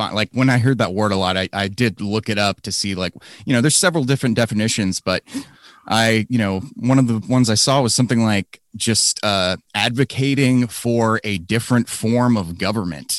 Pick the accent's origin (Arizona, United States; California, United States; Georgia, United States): Georgia, United States; Northeast Georgia Mountains, United States; my hometown, which is, you know, in the Northeast Georgia Mountains